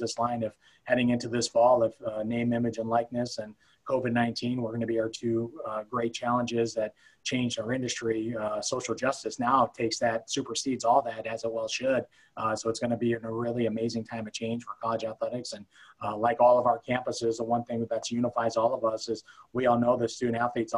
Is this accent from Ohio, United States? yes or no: yes; Cleveland, Ohio, United States; also born or lived in Youngstown, Ohio; I ended up being born in Youngstown, Ohio, raised in Cleveland